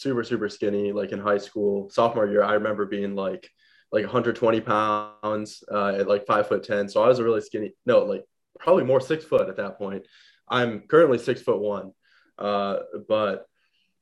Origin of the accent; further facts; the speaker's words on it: Madison, Wisconsin, United States; I was born in Madison, Wisconsin